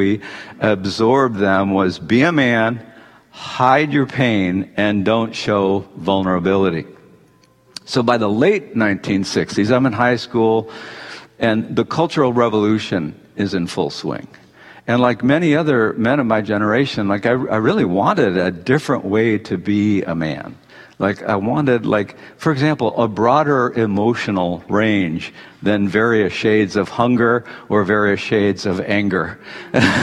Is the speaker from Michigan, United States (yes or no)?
yes; Detroit, Michigan, United States; I grew up in the 1950s in Detroit